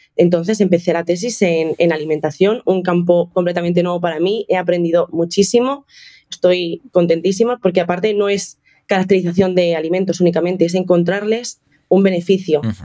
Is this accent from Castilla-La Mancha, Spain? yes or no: yes; Toledo, Castilla-La Mancha, Spain; moved away as an adult; also born or lived in Seville; now in Madrid, Spain; Yo estaba en Sevilla en ese momento, pero soy de Toledo